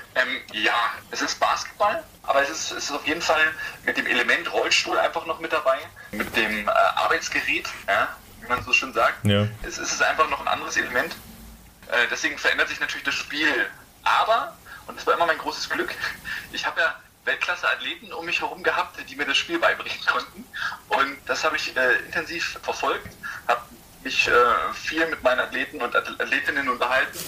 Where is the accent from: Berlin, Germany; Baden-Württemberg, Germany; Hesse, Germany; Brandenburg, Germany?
Brandenburg, Germany; Perleberg; moved away; Ursprünglich komme ich ja aus Perleberg. Das ist äh, in, in, Brandenburg.